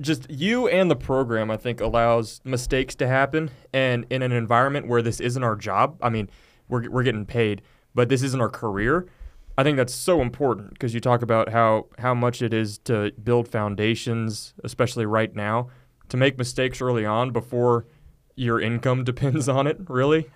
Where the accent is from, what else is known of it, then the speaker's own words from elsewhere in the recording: Manvel, Texas, United States; now in Abilene, United States; I'm from Manville, Texas, just south of Houston